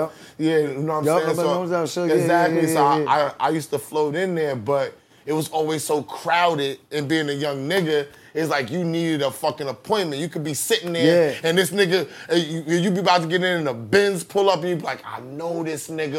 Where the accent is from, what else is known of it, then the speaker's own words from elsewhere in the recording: Rochester, New York, United States; also born or lived in Baisley Park, Queens, New York; I lived in Baisley till I was 5, then we moved to Rochester.